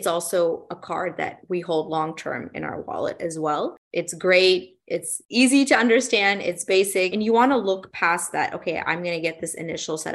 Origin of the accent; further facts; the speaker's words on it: Dallas, Texas, United States; It's in my hometown